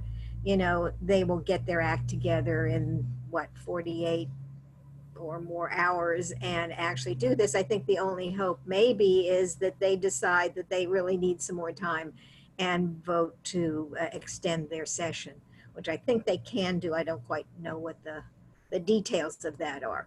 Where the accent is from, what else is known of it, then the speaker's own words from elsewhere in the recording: Ohio, United States; now in Massachusetts, United States; my home state of Ohio